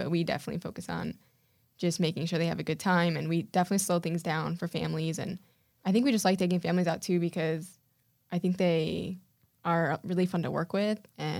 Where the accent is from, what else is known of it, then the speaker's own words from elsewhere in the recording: Weston, Florida, United States; We grew up in Weston.